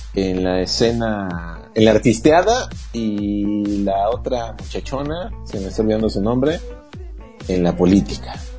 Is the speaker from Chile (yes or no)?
no; Mexico City, Mexico; now in Oaxaca, Mexico; yo soy de la Ciudad de México